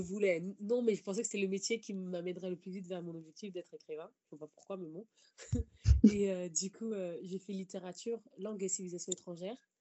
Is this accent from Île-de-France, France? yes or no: yes; Paris, Île-de-France, France; j'ai grandi en fait dans Paris et dans sa banlieue.